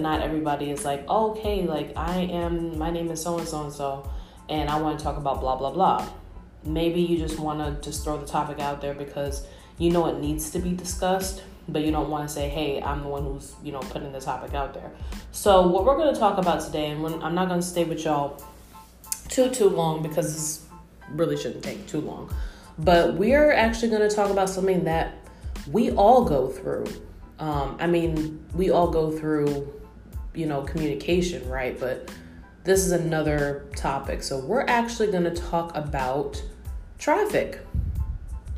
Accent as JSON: {"language": "English", "region": "New York", "country": "United States", "said": "me being a New Yorker"}